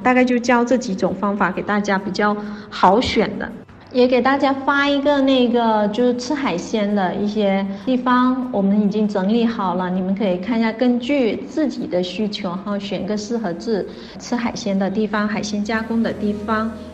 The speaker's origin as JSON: {"language": "Chinese", "region": "Hainan", "country": "China", "said": "我们海南人本地人特别喜欢吃"}